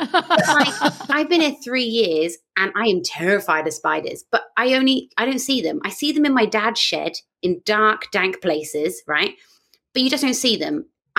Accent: United Kingdom; moved away as an adult; now in Australia; as a British person

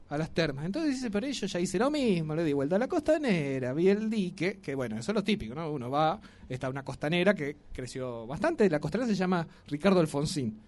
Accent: Río Negro, Argentina; now in Tucumán, Argentina; yo vengo de una provincia donde no hay tradiciones, vio ustedes yo soy de Río Negro

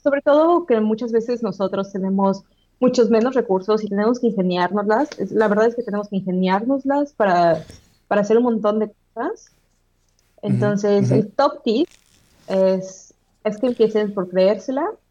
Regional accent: Mexico; moved away as an adult; now in Manchester, United Kingdom; como latinos o como mexicanos

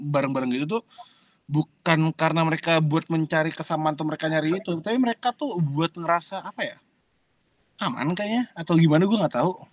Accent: Bekasi, West Java, Indonesia; sama pergaulan pras sama perbedaan kulturalnya yang dimana gue dari Bekasi tiba-tiba main di Tangsel.

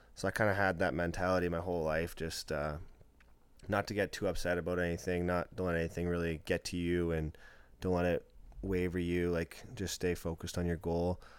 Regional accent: Lloydminster, Saskatchewan, Canada; that's my hometown. I grew up playing for them

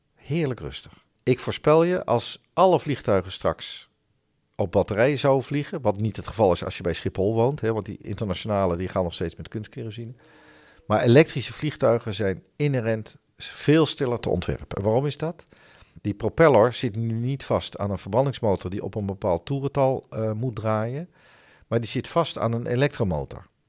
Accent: Netherlands; also born or lived in Helmond; Wij zijn als Nederlanders

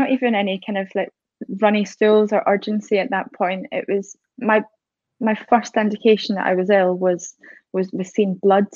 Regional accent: Scotland, United Kingdom; now in High Wycombe, United Kingdom; I'm originally from Scotland, but living down in High Wycombe at the minute

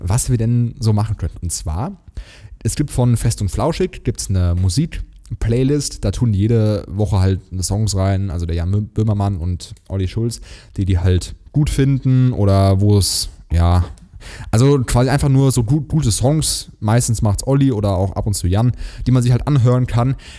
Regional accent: Hesse, Germany; also born or lived in Plattling; ich komme aus Hessen, ich darf SCH sagen

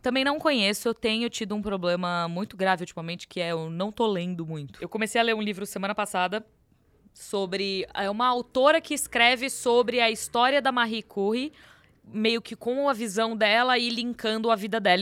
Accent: São Paulo, Brazil; Eu costumo dizer que eu nasci em São Paulo por um erro do destino, porque o meu país é BH, é Minas

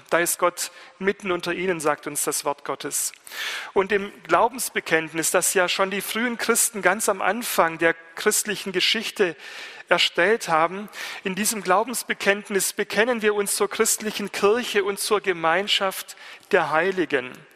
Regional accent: Germany; ich Student bin aus Deutschland

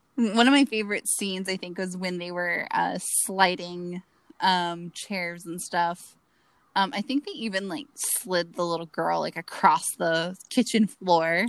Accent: Florida, United States; you and I grew up in Florida

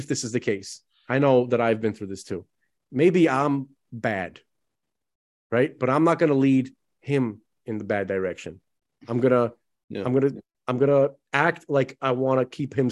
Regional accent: New York City, New York, United States; I grew up basically in Bensonhurst

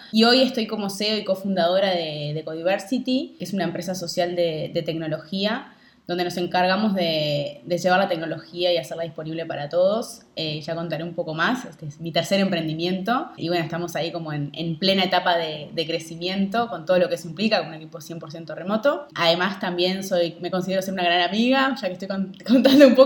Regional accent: Montevideo, Uruguay; Hoy estoy en Montevideo, estoy en Uruguay, en Montevideo.

